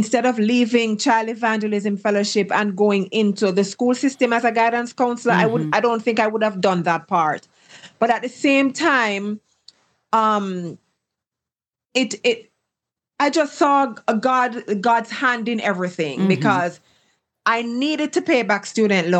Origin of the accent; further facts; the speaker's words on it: Jamaica; moved away as an adult; now in Heredia, Costa Rica; I'm Jamaican, born and bred.